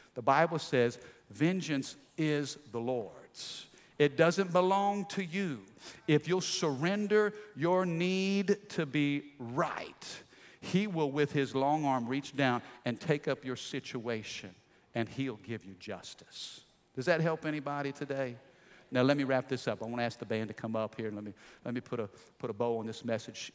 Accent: Midwest, United States; I grew up in the Midwest in a small little country town.

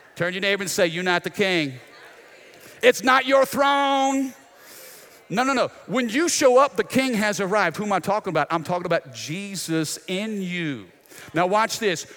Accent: United States; as American citizens

